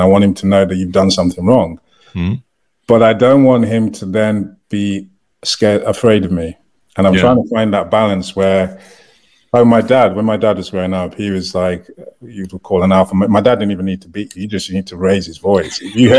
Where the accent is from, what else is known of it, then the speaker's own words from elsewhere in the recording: United Kingdom; moved away; So when I came over, and also I was having to wait to get my work permit and everything because I'm a British citizen, my wife was the only person that could work.